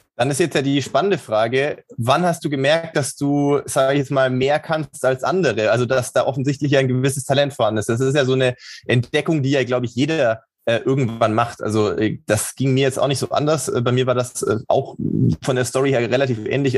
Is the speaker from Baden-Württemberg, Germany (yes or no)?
yes; Sindelfingen, Baden-Württemberg, Germany; moved away; ich bin in, äh, im, im Schwäbischen groß geworden